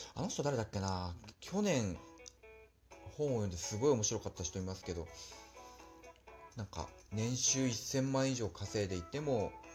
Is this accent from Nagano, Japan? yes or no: yes; Nagano, Japan; moved away as an adult; also born or lived in Osaka / Yokohama, Kanagawa / Morioka, Iwate; 長野の自分の実家からの収録になります